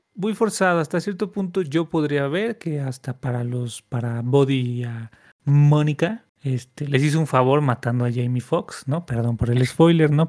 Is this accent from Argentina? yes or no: no; Mexico; somos mexicanos